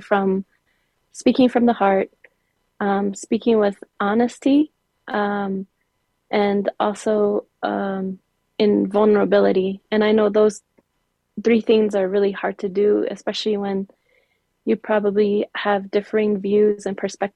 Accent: Zuni, New Mexico, United States; also born or lived in Gallup, New Mexico; I am from the Pueblo of Zuni, and that's where I grew up. I grew up in the Pueblo of Zuni

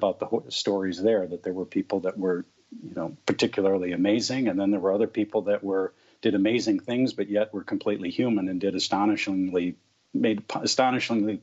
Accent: St. Paul, Minnesota, United States; I grew up in St. Paul.

